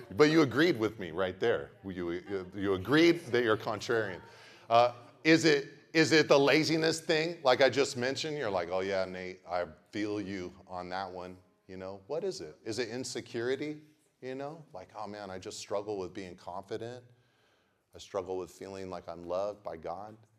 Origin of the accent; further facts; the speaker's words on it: Pacific Grove, California, United States; I grew up in Pacific Grove